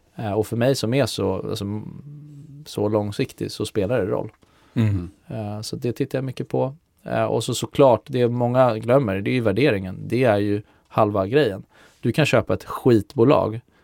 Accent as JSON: {"language": "Swedish", "town": "Lidingö", "region": "Stockholm County", "country": "Sweden", "moved": "as an adult", "lives_now": "Stockholm, Sweden", "said": "jag är ju från Lidingö så att eh, nu har jag bott i stan sedan jag flyttade hemifrån för 10-15 år sedan"}